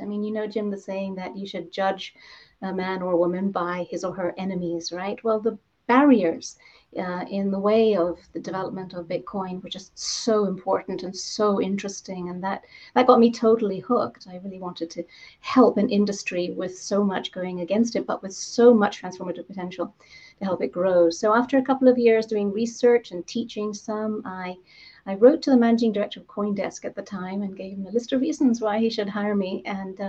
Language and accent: English; Zambia; moved away; I grew up in Zambia